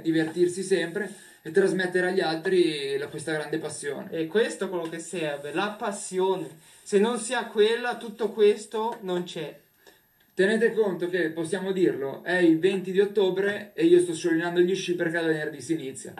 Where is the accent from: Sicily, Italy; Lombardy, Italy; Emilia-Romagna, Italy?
Lombardy, Italy; Milan; io sono milanese ma vivo praticamente le montagne tutto l'anno